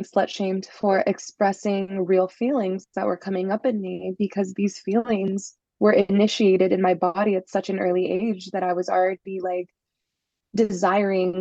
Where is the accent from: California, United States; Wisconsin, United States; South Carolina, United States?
California, United States; Los Angeles; I was raised in Los Angeles, just north of Los Angeles